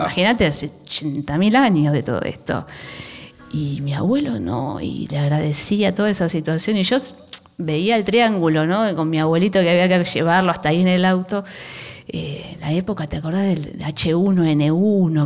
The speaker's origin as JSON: {"language": "Spanish", "area": "Aldo Bonzi, La Matanza", "region": "Buenos Aires Province", "country": "Argentina", "said": "yo soy de Aedo, de La Matanza"}